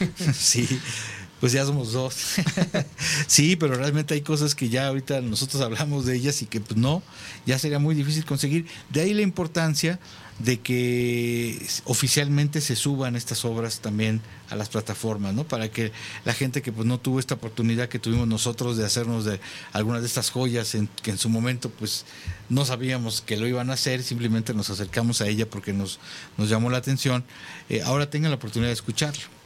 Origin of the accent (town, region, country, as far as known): Mexico